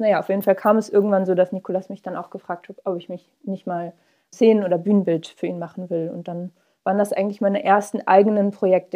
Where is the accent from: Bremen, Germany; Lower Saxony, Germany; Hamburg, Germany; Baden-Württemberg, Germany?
Hamburg, Germany; wir sind äh, alle in Hamburg aufgewachsen